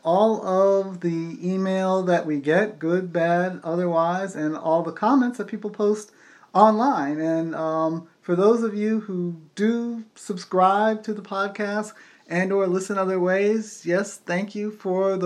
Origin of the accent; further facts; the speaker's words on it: United States; we're American, so, you know, we do our own thing with English sometimes